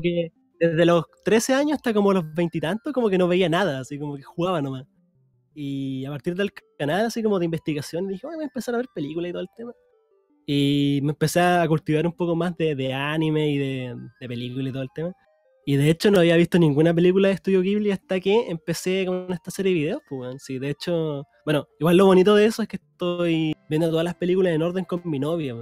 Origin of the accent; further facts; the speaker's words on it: Concepción, Biobío, Chile; yo soy de Concepción